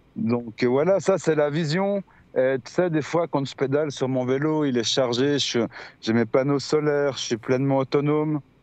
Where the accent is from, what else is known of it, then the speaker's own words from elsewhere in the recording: Lausanne, Vaud, Switzerland; je viens de Suisse, je viens de Lausanne.